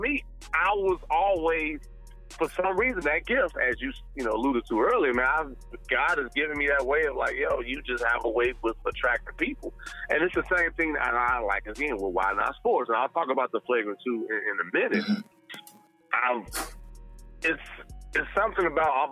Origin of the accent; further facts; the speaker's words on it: Gary, Indiana, United States; also born or lived in Chicago; Born and raised in Gary, Indiana